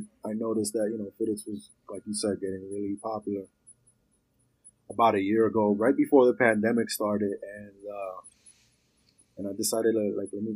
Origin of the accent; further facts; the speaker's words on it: New York City, New York, United States; also born or lived in Puerto Rico; I'm from New York. I'm from Queens. I was born in Puerto Rico